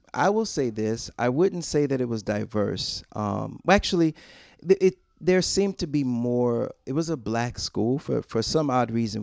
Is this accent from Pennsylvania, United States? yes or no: no; Rochester, New York, United States; I was born and raised, um, for the most part, I'm from Rochester, New York